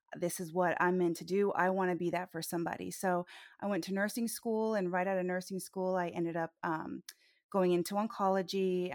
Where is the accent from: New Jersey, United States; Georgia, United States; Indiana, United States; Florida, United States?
Florida, United States; Orlando; I was born in Orlando